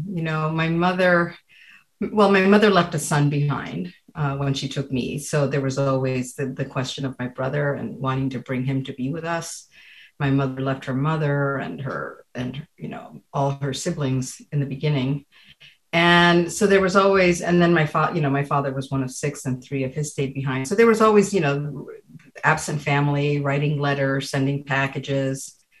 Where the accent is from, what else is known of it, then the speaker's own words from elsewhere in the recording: Cuba; now in United States; I was from Cuba